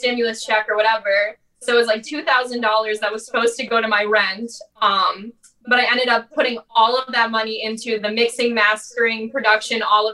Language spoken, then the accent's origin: English; Ohio, United States; born or raised there; moved away as an adult